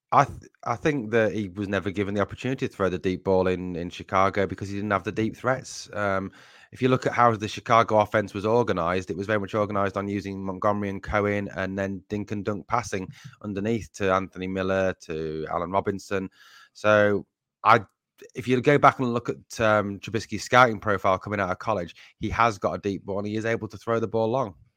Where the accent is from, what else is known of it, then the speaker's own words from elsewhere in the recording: Sunderland, North East England, United Kingdom; accent: Mackem; I come from the northeast of England originally, from Sunderland, and, um, you guys may know it as Geordie rather than Mackham